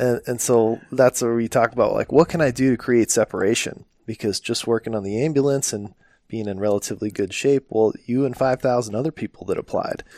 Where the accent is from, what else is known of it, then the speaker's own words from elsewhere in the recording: Phoenix, Arizona, United States; I remember doing ride-alongs as a little kid in, in Phoenix